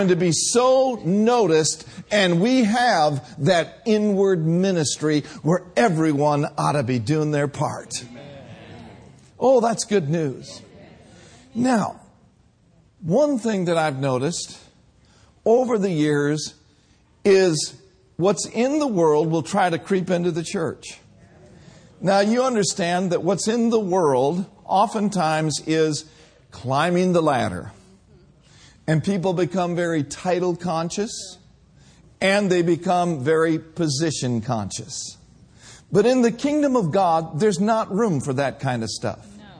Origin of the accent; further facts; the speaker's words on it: Minnesota, United States; now in California, United States; back in 1982, when Brenda and I came from Minnesota to California, we were just doing our best to follow the Lord.